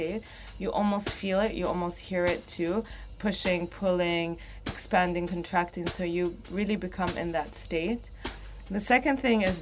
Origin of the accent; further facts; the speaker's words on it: Riyadh, Riyadh Province, Saudi Arabia; also born or lived in Baghdad, Iraq; now in Dubai, United Arab Emirates; I'm from Saudi, and I was born in Baghdad, grew up in Saudi, in Riyadh.